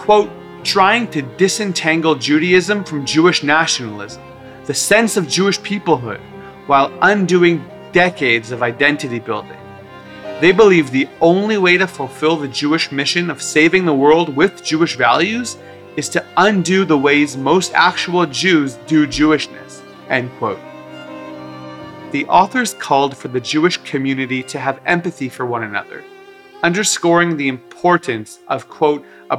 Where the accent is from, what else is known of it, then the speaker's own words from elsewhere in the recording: Canada; as a Canadian Israeli Jew, there are actually other countries